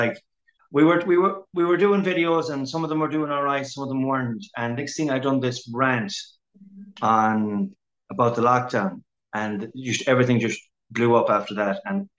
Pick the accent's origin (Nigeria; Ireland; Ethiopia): Ireland; Swinford, Connacht; I'm from Swinford, a.k.a. Castletown of Hardy books fame.